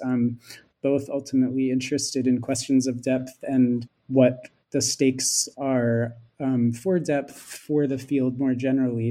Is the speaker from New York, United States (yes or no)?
no; Philadelphia, Pennsylvania, United States; moved away; also born or lived in Santa Barbara; I'm American. I um, studied film and media studies as an undergraduate at Swarthmore College and grew up in Philadelphia